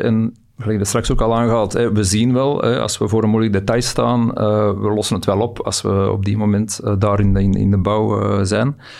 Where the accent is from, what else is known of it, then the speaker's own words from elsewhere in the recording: Belgium; we zitten altijd met een baksteen in onze maag als Belg zijnde